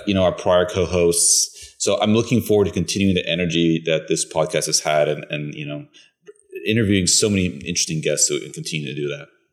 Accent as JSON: {"language": "English", "country": "Bulgaria", "also_born_or_lived": "Italy", "moved": "yes", "lives_now": "United States", "said": "I'm originally from Bulgaria, that's in Europe"}